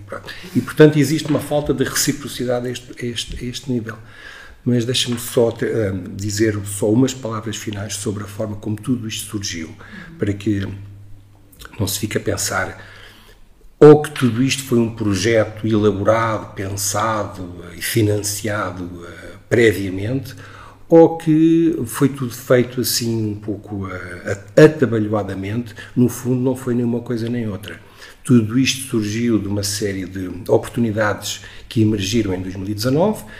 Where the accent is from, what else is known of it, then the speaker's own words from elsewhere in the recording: Portugal; eu que sou português